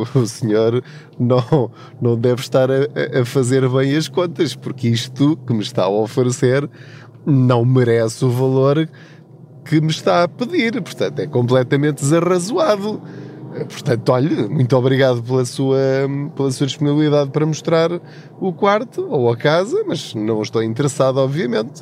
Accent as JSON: {"language": "Portuguese", "town": "Covilhã", "region": "Centro", "country": "Portugal", "moved": "as an adult", "lives_now": "Lisbon, Portugal", "said": "eu sou da Covilhã, da zona da Covilhã, de uma aldeia chamada Paul, de uma terriola um bocadinho maior ao lado, uma vila chamada Tortuzendo."}